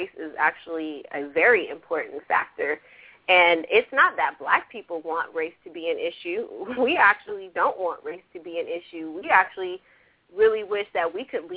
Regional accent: California, United States; I was raised in California, and I grew up around a lot of different races

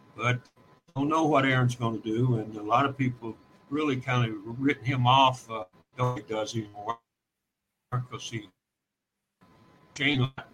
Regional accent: Kentucky, United States; I'm from Kentucky

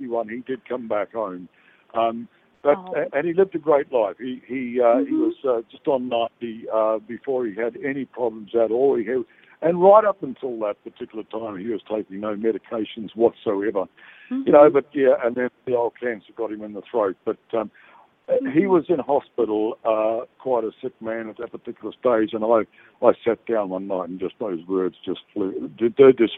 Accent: New Zealand; now in Australia; living in Australia and New Zealand, I'm actually originally from New Zealand.

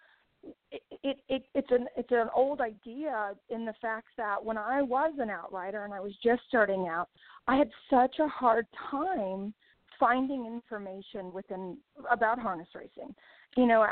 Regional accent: Crete, Illinois, United States; I was born and raised in Cree, Illinois

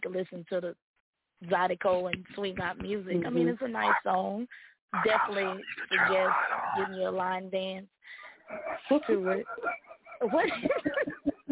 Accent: Sunset, Louisiana, United States; I'm from Sunset, Louisiana.

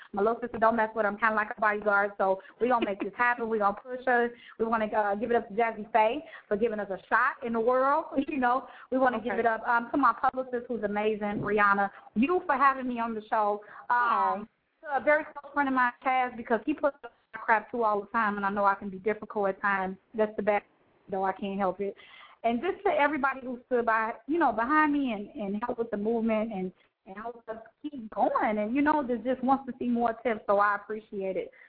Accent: Chicago, Illinois, United States; I'm originally from Chicago

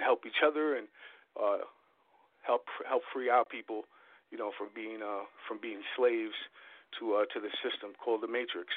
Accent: New York, United States; I'm from New York

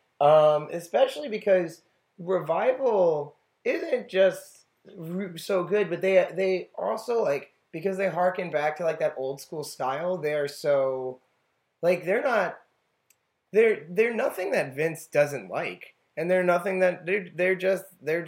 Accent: New York, United States; I'm from New York, so our summer break would start in, like, June 29th.

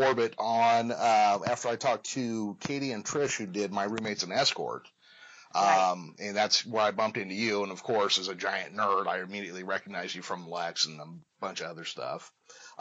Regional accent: United States; as an American

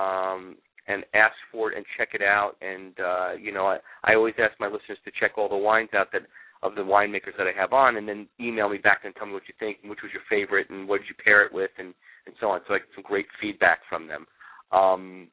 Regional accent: New York, United States; also born or lived in California; now in Florida, United States; I grew up in New York

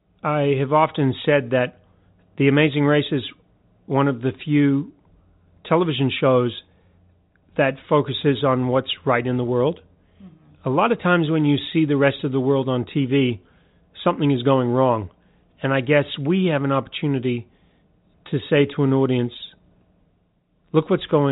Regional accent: New Zealand; moved away; I'm a Kiwi

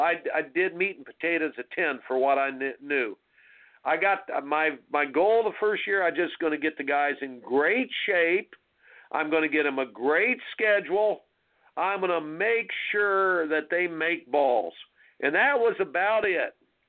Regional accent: Indiana, United States; basketball was my sport growing up in Indiana.

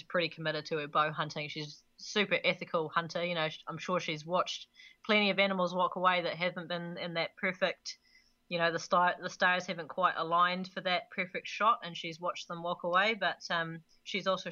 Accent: Canada; now in New Zealand; as a Canadian gone Kiwi

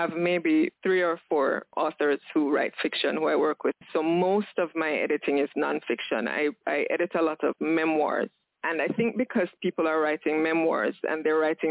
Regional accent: Jamaica; I'm Jamaican. I live in Jamaica with my son and 3 dogs

